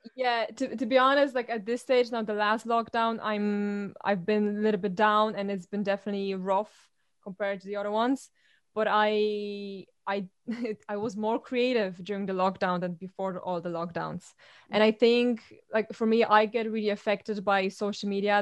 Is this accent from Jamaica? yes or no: no; Poland; now in Ireland; I'm from Poland, embrace the fact that I have a different accent